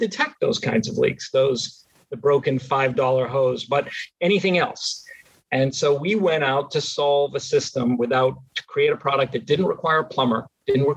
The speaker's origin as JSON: {"language": "English", "area": "outside of Boston", "region": "Massachusetts", "country": "United States", "tie": "born or raised there", "moved": "yes", "said": "I grew up outside of Boston"}